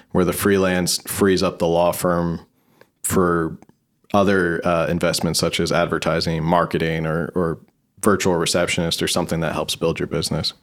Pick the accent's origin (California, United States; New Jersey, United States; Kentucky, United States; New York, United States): New Jersey, United States; moved away as an adult; now in San Diego, United States; New Jersey, originally